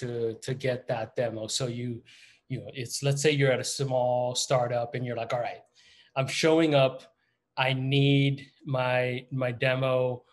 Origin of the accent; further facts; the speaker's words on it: Florida, United States; moved away; also born or lived in New York / Atlanta; I am from Florida. I went to Florida State.